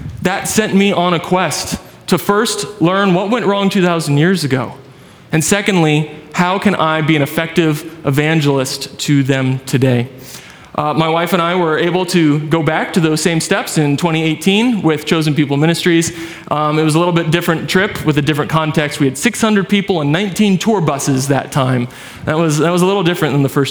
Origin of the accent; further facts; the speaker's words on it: San Diego, California, United States; moved away as an adult; also born or lived in New York City, United States; now in Murrieta, United States; I grew up in Carmel Valley. I went to Torrey Pines